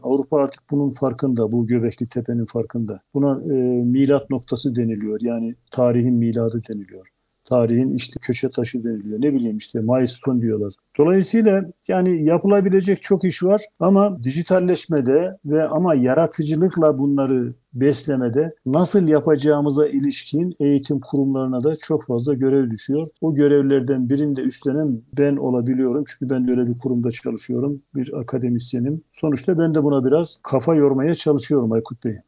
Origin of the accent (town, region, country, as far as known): Black Sea Region, Turkey